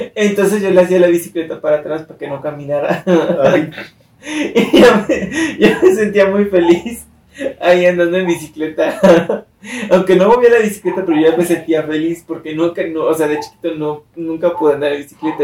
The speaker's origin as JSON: {"language": "Spanish", "country": "Mexico", "said": "mis primos, todos como buena familia mexicana, casi todos vivíamos juntos"}